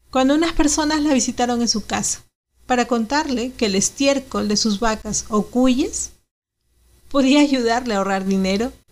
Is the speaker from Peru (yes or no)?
yes; Santa Úrsula, Cajamarca, Peru; Yo nací en Santa Úrsula. ¿Dónde queda Santa Úrsula? Queda del tango más arriba.